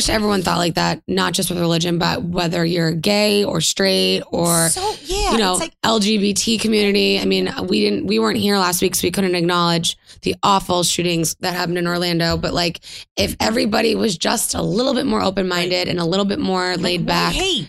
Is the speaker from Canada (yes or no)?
yes; Canada; We are from Canada.